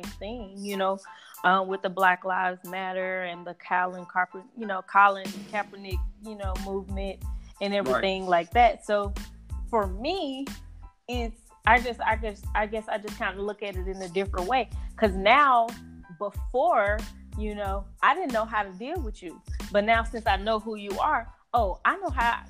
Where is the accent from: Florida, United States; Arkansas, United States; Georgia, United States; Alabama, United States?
Arkansas, United States; Helena-West Helena; also born or lived in Memphis, Tennessee / St. Louis, Missouri; I'm from a really, really, really extremely small town called Helena, Arkansas. Helena, West Helena, Arkansas, small town, USA